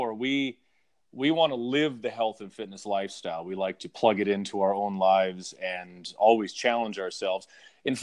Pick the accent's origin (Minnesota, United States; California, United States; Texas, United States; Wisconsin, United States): Wisconsin, United States; moved away; growing up in Wisconsin